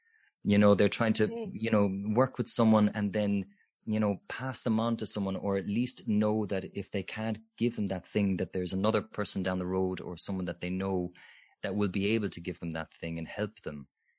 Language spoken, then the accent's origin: English; Limerick, Munster, Ireland; even where I'm from Limerick, there's fantastic singing teachers there.